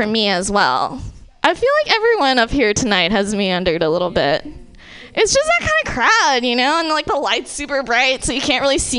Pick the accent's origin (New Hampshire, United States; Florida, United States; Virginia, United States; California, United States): California, United States; Bay Area; I grew up in the Bay Area.